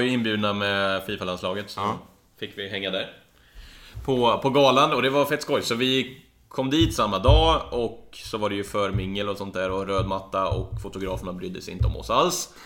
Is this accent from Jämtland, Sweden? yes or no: no; Karlstad, Värmland, Sweden; moved away; Var hemma i Karlstad